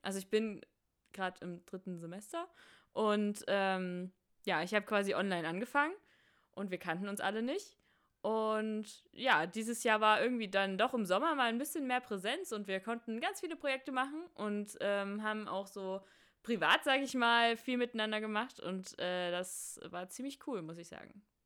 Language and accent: German; Saxony, Germany; wir kommen alle aus Sachsen